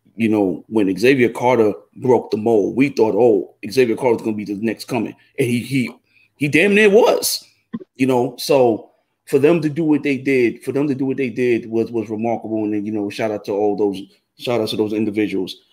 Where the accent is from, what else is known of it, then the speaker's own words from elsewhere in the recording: Jamaica; I'm Jamaican